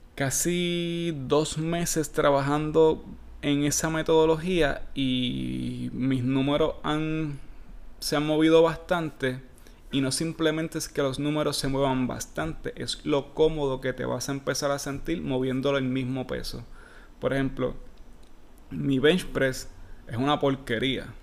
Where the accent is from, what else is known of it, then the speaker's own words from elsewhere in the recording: Puerto Rico; yo soy bien puertorriqueño